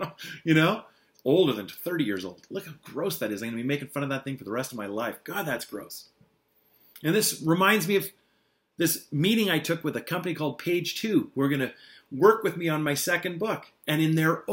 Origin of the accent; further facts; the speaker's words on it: eastern Ontario, Canada; moved away; I'm driving up to my hometown to visit my mom